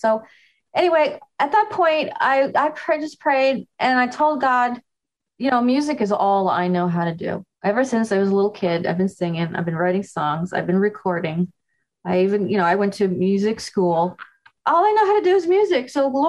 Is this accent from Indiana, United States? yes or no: no; New York, United States; I'm from New York. I can do better.